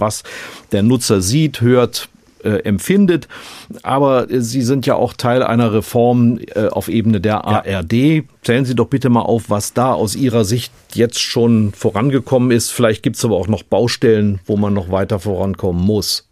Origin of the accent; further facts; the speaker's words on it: North Rhine-Westphalia, Germany; Ich komme aus Nordrhein-Westfalen